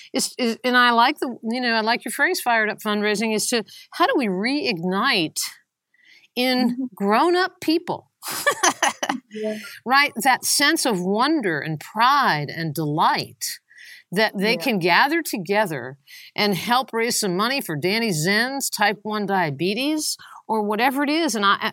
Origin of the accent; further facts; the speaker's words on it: Long Island, New York, United States; moved away; also born or lived in North Carolina; I'm really from Long Island.